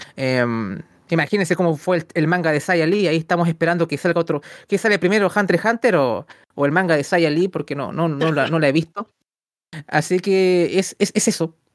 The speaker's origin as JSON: {"language": "Spanish", "country": "Chile"}